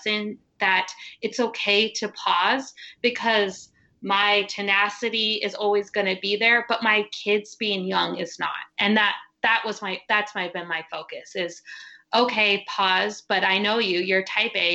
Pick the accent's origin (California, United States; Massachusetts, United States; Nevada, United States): Nevada, United States; Carson City; I'm from Carson City, Nevada